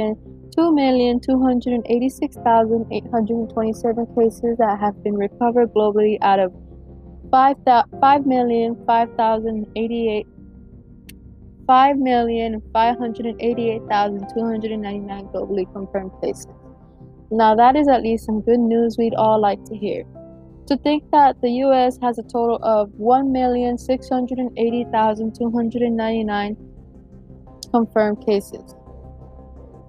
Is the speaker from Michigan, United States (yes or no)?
no; Broward County, Florida, United States; now in Hillsborough County, United States; I was born and raised in Broward County